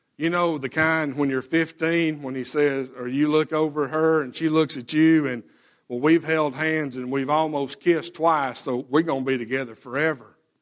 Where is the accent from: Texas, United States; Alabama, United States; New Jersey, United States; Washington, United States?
Alabama, United States; we lived out in the country and, yes, I, you know, we're, we're from Alabama